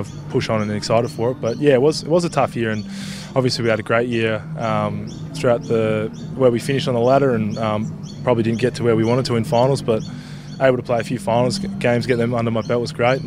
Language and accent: English; Perth, Western Australia, Australia; moved away as an adult; I grew up in Perth